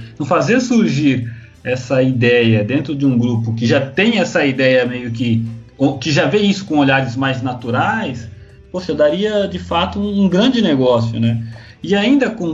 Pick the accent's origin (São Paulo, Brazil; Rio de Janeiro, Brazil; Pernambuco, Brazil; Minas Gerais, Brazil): São Paulo, Brazil; Mogi das Cruzes; moved away as an adult; also born or lived in Santos / Guarujá; eu saí da minha cidade, eu sou de Mogi das Cruzes